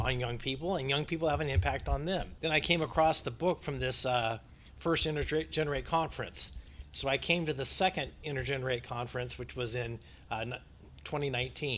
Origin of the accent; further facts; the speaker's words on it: United States; also born or lived in Northern California; I'm from the United States